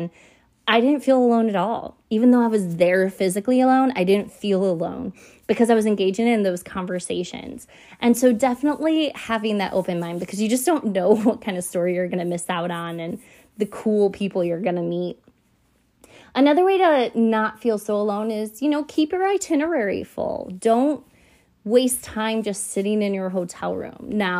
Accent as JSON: {"language": "English", "town": "Buffalo", "region": "New York", "country": "United States", "tie": "born or raised there", "said": "I was born and raised in Buffalo, New York"}